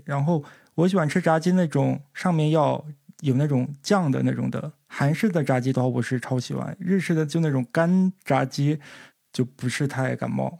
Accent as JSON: {"language": "Chinese", "region": "northern China", "country": "China", "moved": "yes", "lives_now": "Japan", "said": "因为我作为一个北方人，吃海鲜是非常难能可贵的"}